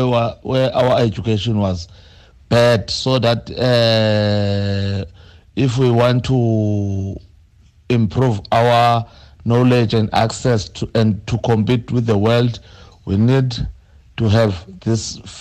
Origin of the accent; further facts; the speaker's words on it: South Africa; as South African, especially as disadvantaged Black South African